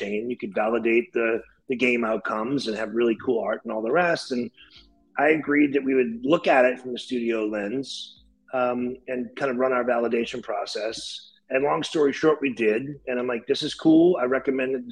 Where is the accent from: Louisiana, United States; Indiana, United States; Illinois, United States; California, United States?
Louisiana, United States; New Orleans; moved away; I'm from New Orleans. I moved back home when I opened a division for Audio Socket down here in New Orleans